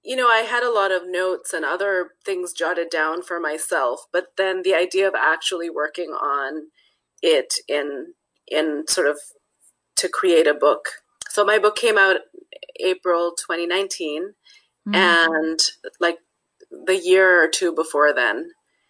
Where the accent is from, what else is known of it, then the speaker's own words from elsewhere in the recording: Netherlands; born there; I was born in the Netherlands because my dad was teaching there and my parents lived there.